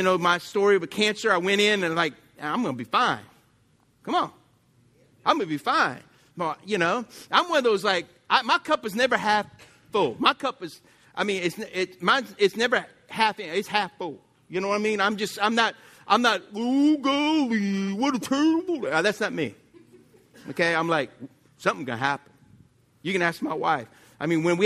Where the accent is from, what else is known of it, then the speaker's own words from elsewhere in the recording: Lafayette, Louisiana, United States; I grew up in Lafayette